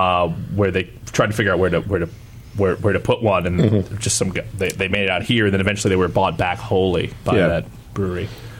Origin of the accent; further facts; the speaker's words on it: Utica, New York, United States; now in San Francisco, United States; next time we're back in my hometown